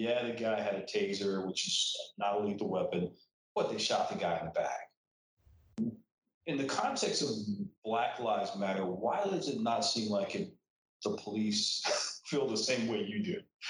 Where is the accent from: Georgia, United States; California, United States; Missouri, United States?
California, United States; San Diego; I always told people I grew up in the deep segregated South in a city called San Diego as a joke